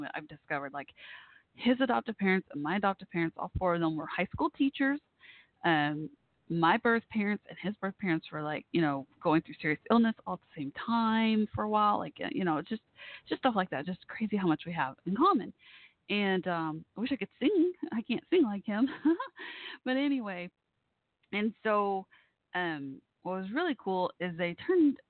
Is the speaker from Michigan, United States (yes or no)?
no; Dallas, Texas, United States; Dallas, my hometown area